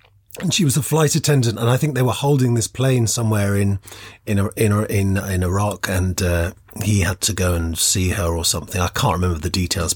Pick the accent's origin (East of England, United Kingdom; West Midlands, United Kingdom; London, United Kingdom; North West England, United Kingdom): London, United Kingdom; moved away as an adult; I wasn't from that area. I'm from London. I was kind of missing home